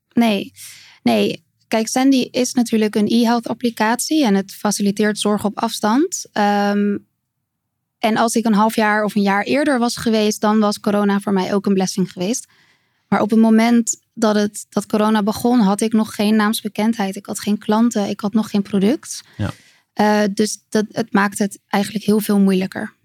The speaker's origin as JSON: {"language": "Dutch", "town": "Capelle aan den IJssel", "region": "South Holland", "country": "Netherlands", "tie": "born or raised there", "said": "In Capelle aan den IJssel."}